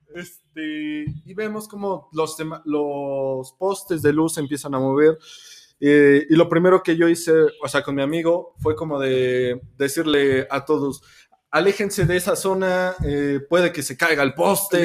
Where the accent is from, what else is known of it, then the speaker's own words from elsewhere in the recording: Mexico; como mexicanos